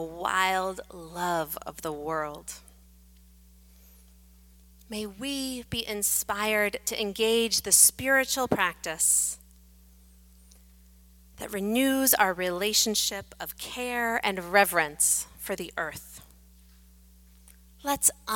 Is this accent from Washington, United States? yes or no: no; Atlantic Beach, Florida, United States; In my hometown of Atlantic Beach, Florida